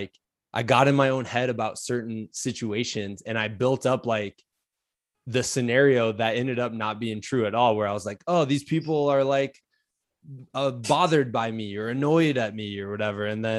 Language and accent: English; Iowa, United States; I'm from Iowa. We call it pop.